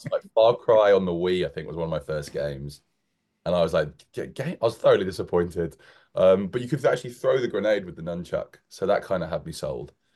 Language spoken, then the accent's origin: English; United Kingdom; moved away as an adult; now in London, United Kingdom; We're just on the suburb of London